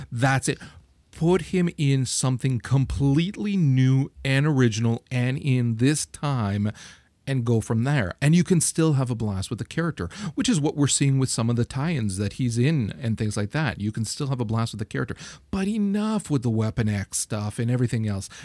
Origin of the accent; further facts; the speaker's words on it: Canada; I'm Canadian